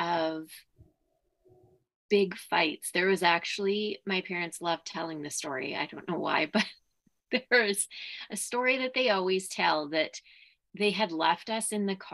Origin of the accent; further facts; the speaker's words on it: Saskatoon, Saskatchewan, Canada; also born or lived in Martensville, Saskatchewan; I grew up in Saskatoon, specifically in the city.